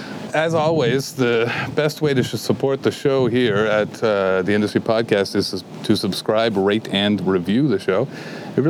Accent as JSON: {"language": "English", "town": "Kingston", "region": "Ontario", "country": "Canada", "tie": "born or raised there", "moved": "as an adult", "lives_now": "Waterloo, Canada", "said": "I had a couple under-the-table jobs when I grew up in Kingston"}